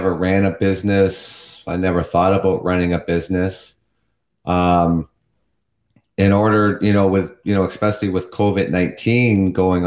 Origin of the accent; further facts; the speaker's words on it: Canada; also born or lived in London, Ontario; I am from Canada